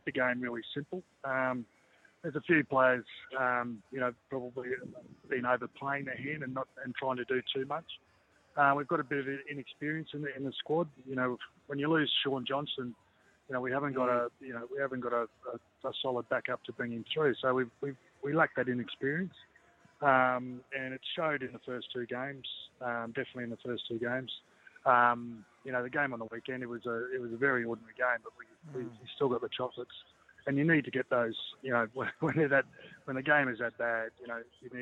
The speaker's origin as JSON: {"language": "English", "region": "Queensland", "country": "Australia", "said": "being a Queenslander and knowing a lot of people in regional Queensland"}